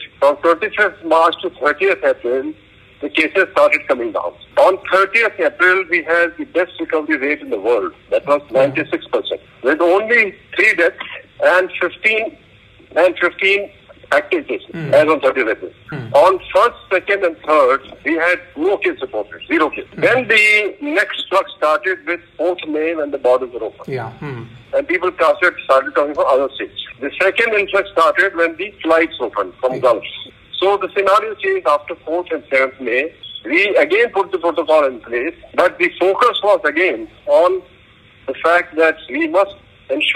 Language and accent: English; Rajasthan, India; now in Kerala, India; I'm from Rajasthan. Of course I worked in Kerala for a long time